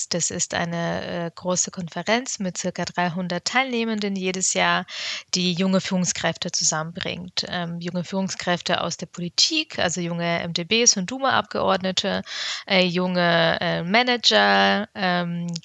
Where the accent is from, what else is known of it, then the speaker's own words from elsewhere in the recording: Bavaria, Germany; Ich bin in Bayern aufgewachsen, war auf einer Realschule, und ähm, ja, dementsprechend durfte ich eben noch nie Abitur machen.